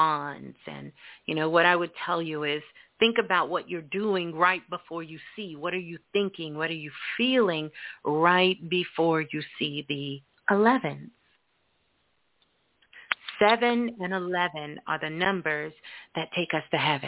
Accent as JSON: {"language": "English", "region": "New York", "country": "United States", "tie": "born or raised there", "said": "I grew up in New York, and so did my mom"}